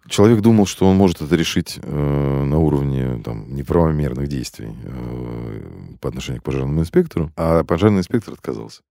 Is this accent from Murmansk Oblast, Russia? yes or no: no; Moscow, Russia; Я родился и вырос в Москве, в самом центре, на Чистых прудах